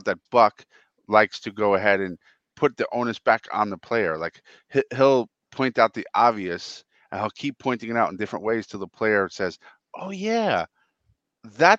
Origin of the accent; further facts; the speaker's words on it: New York, United States; in the 80s growing up in New York